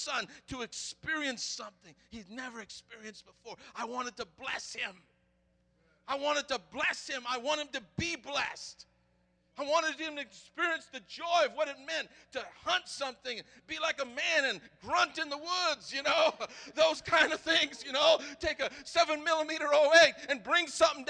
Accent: the South, United States; I'm from the South

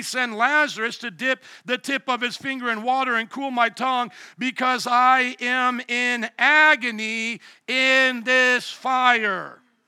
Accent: Fort Wayne, Indiana, United States; moved away; also born or lived in New Orleans, Louisiana; I come from Fort Wayne, Indiana, the land of suburbs

